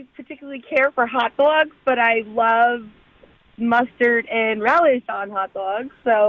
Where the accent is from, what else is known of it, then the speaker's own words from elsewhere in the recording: New York, United States; I was pretty young when I grew up in New York